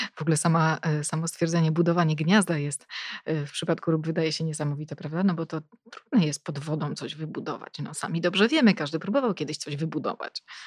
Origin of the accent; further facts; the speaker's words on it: Police, West Pomeranian Voivodeship, Poland; pochodzę e, z Polic, e, czyli mieszkam praktycznie no, przy Zalewie Szczecińskim